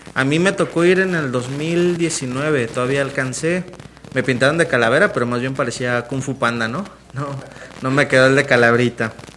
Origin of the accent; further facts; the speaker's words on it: Mexico; los mexicanos vemos a la muerte